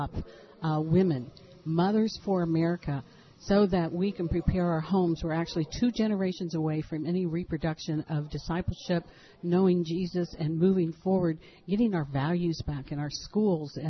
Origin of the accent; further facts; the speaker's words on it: Dayton, Ohio, United States; We're from Dayton, Ohio